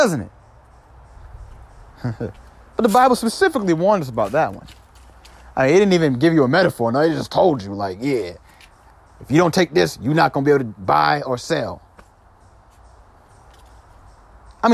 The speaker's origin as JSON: {"language": "English", "region": "New York", "country": "United States", "tie": "born or raised there", "moved": "yes", "lives_now": "Georgia, United States", "said": "I was born in New York and I live in Georgia"}